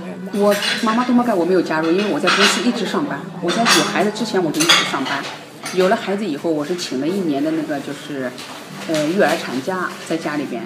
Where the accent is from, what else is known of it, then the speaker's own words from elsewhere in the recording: China; moved away as an adult; now in Japan; 因为包括我从小在中国生，中国长大的话，我即使是到了多少岁以后，我也是觉得我是中国人